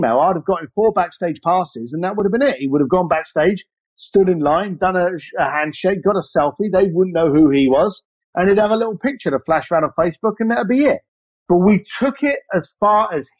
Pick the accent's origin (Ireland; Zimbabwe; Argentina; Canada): Ireland; I grew up as an Irish lad